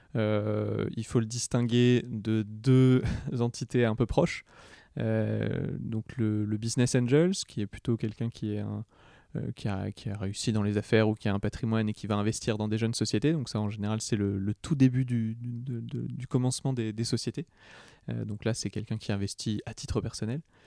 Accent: Quimper, Brittany, France; now in Paris, France; je suis né en 91 à Quimper. Euh, j'habite actuellement à Paris et je travaille la moitié de la semaine en Bretagne, donc deux jours à Brest et souvent une journée à Rennes et Nantes. Ok. voilà. Et donc, comme je l'ai déjà mentionné, je suis du, du, centre Finistère de Plébin

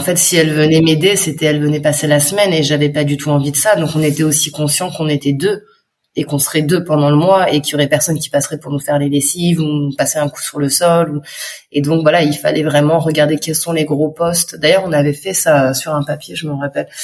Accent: France; moved away as an adult; also born or lived in Dax; Nous, on est de Montpellier, et de Nice

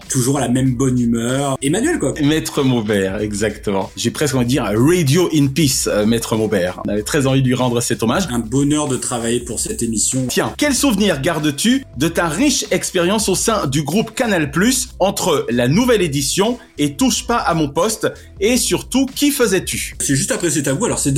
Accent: Antibes, Provence-Alpes-Côte d'Azur, France; moved away as an adult; also born or lived in Cannes; now in Paris, France; Je suis d'Antibes. Je suis né à Cannes. D'accord. Mais je suis d'Antibes.

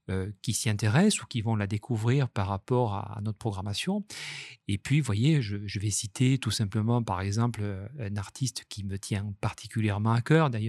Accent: Toulouse, Occitania, France; now in Nice, France; J'ai des racines toulousaines par mon père et égyptiennes par ma mère. Et puis, depuis, j'étais partagé dès l'enfance entre, Toulouse et Nice.

